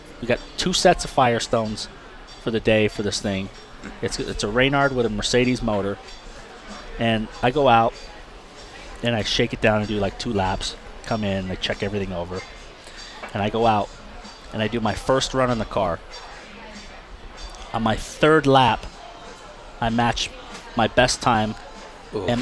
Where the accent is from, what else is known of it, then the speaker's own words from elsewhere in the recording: Toronto, Ontario, Canada; it was my hometown race